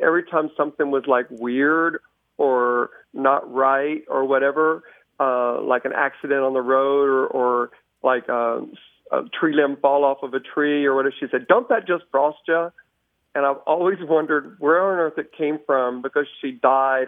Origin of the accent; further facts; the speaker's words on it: Dallas, Texas, United States; I'm from Dallas, Texas